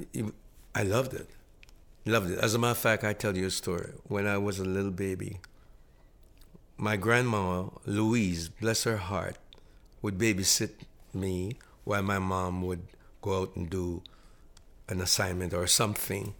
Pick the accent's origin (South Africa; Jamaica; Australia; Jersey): Jamaica; Montego Bay, Saint James; now in Toronto, Canada; a young man growing up in Monteaguay, Jamaica